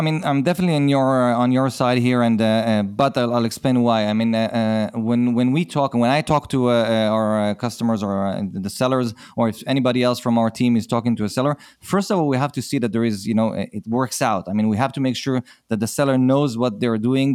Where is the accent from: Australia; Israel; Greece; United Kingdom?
Israel; accent: Israeli; I'm from Israel, so this is an Israeli accent.